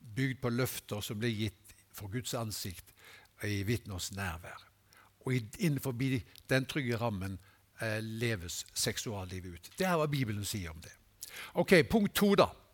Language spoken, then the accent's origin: Norwegian; Haugesund, Rogaland, Norway; moved away; Hjemme i Haugesund